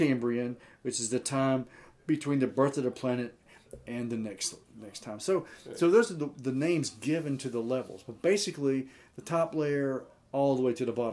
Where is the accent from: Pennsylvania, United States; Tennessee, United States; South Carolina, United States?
South Carolina, United States; Florence; I'm a redneck from Florence, Chad. That's where I went to high school and college